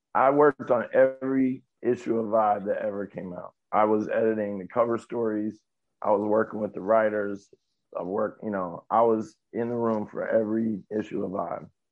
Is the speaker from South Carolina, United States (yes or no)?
no; New York, United States; also born or lived in California; I was born in California, but most of my life I've been in New York